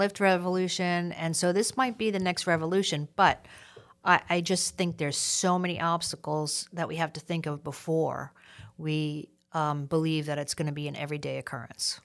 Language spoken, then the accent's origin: English; New York City, New York, United States; growing up in New York City